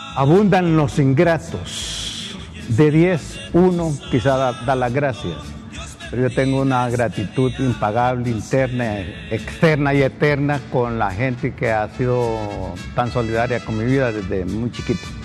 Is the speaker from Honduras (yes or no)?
yes; Honduras; acá en mi país